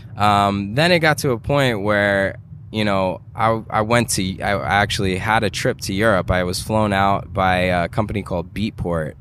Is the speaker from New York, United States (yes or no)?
yes; New York City, New York, United States; growing up in New York